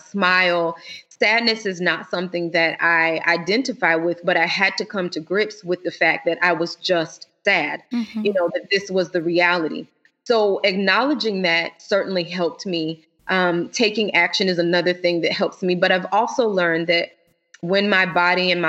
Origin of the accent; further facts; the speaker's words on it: Florida, United States; now in Illinois, United States; We're originally from Florida